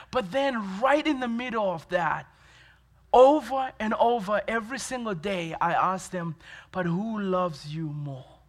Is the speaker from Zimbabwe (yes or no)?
yes; Zimbabwe; moved away as an adult; also born or lived in Dallas, Texas; now in Williamsport, United States; I was born in Zimbabwe, uh, Zimbabwe in Africa